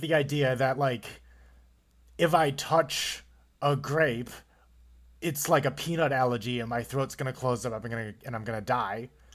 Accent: Buffalo, New York, United States; I live in Buffalo, New York. I've been here my whole damn life.

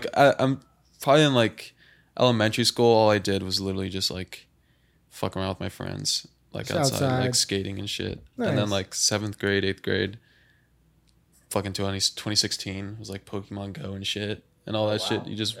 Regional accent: Santa Clarita, California, United States; also born or lived in Saugus, California; And I grew up in Saugus at first and then moved to Valencia and then was there like my whole life.

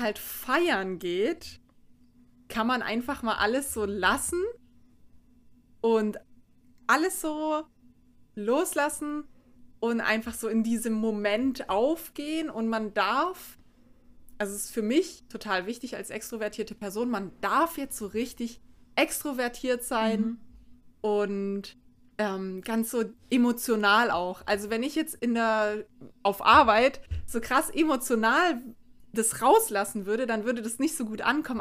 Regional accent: St. Georgen im Schwarzwald, Baden-Württemberg, Germany; da, wo ich herkomme, aus St. Georgen im Schwarzwald

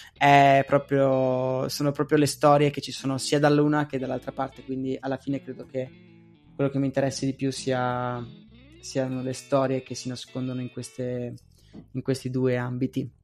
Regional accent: Pordenone, Friuli-Venezia Giulia, Italy; born or raised there; moved away as an adult; also born or lived in Agordo / Falcade / Padua / Venice

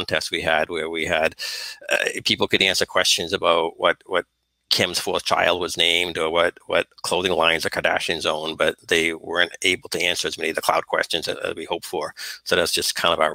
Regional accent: Northeast, United States; Growing up in the Northeast

